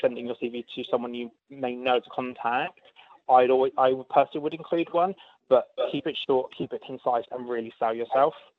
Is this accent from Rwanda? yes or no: no; United Kingdom; moved away as an adult; now in Australia; If you can't tell from my accent, I am from the UK.